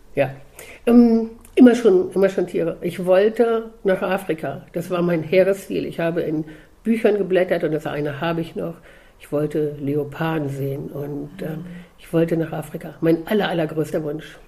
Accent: Hildesheim, Lower Saxony, Germany; also born or lived in Kassel area; ins Tierheim in Hildesheim, wo ich herkomme

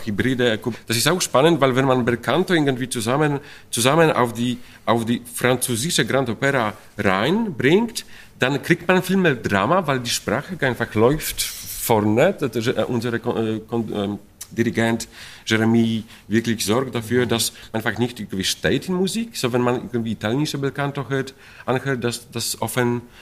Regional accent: Poland; German is a second language; moved away; ich komme aus Polen

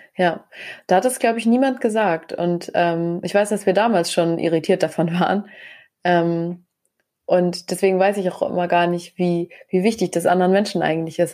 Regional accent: Germany; bei uns in Deutschland

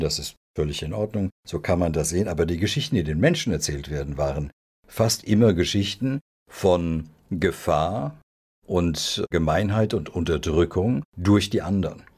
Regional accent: Rheingau, Hesse, Germany; also born or lived in Belgrade, Serbia / Leeds, England; Ich bin im Rheingau zur Schule gegangen, in die Grundschule, dann aufs Gymnasium

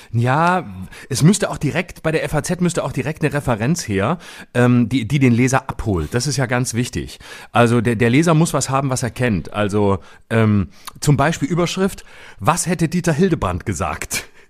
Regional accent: Lörrach, Baden-Württemberg, Germany; moved away; in meiner Heimat bin ich in Lörrach am 24.

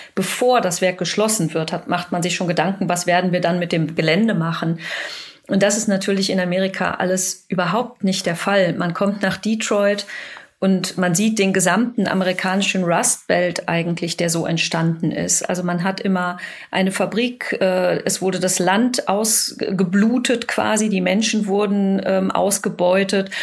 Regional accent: Dortmund, North Rhine-Westphalia, Germany; also born or lived in Bochum; ich selber komme aus Dortmund

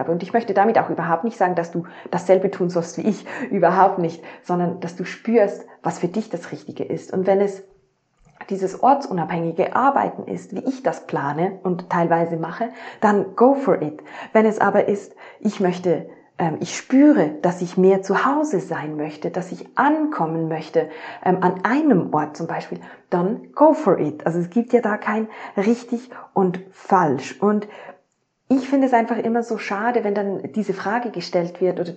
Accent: Switzerland; Klar, ich habe das Privileg, ich bin in der Schweiz aufgewachsen ähm, und jetzt nicht in einem Entwicklungsland

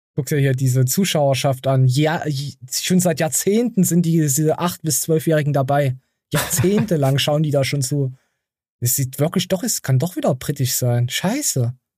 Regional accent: East Germany, Germany; bei uns im Osten

